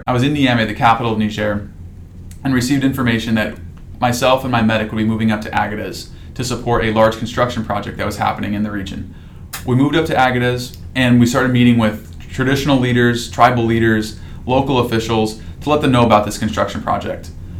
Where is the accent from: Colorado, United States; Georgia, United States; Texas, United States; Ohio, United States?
Colorado, United States; Denver; I'm originally from Denver, Colorado, where I grew up on a small hobby farm that had everything from peacocks to pygmy goats on it.